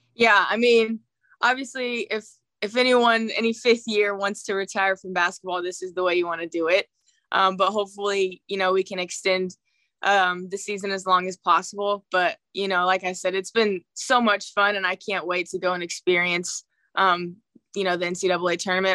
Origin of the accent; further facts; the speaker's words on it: St. Joseph, Missouri, United States; my hometown environment